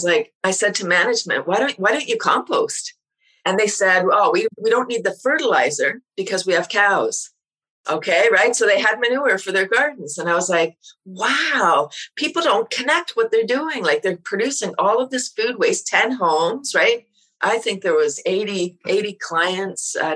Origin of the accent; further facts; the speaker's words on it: Toronto, Ontario, Canada; I moved out of Toronto. I'm from Toronto, up to a small town